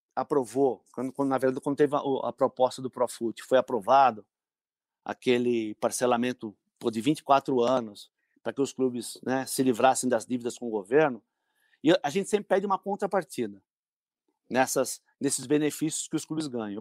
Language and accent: Portuguese; São Caetano do Sul, São Paulo, Brazil; eu, sou de São Caetano, né? Yeah. Eu não é. moro em São Caetano hoje, mas sou de São Caetano